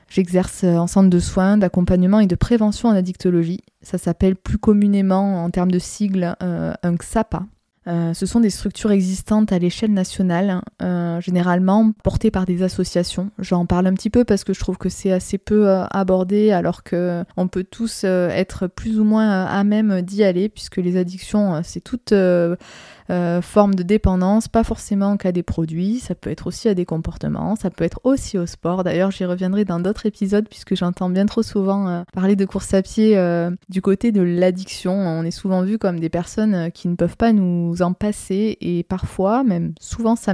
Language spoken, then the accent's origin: French; Narbonne, Occitania, France; moved away as an adult; also born or lived in Orléans; je suis originaire de Narbonne dans le sud de la France. J'espère que vous entendrez mon accent car il a tendance à s'atténuer depuis que j'ai rejoint, si je puis dire, la partie sud du nord de notre jolie France.